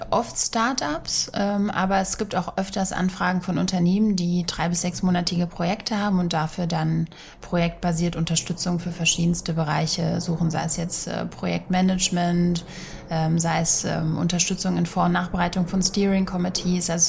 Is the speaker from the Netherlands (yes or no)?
no; Sofia, Sofia City, Bulgaria; now in Germany; Meine Heimat ist Region Rhein-Main und ursprünglich Sofia, Bulgarien.